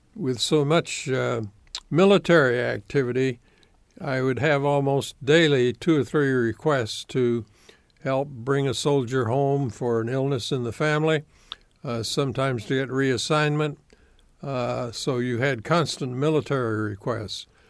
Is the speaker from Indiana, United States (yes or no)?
yes; Evansville, Indiana, United States; also born or lived in Florida / Chattanooga, Tennessee; as a very young man, seventh or eighth grader, I moved to Evansville, Indiana.